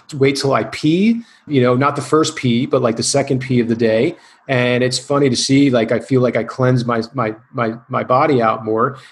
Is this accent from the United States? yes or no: yes; New Jersey, United States; now in California, United States; I had the surgery in in uh, New Jersey uh, because I wanted to be near family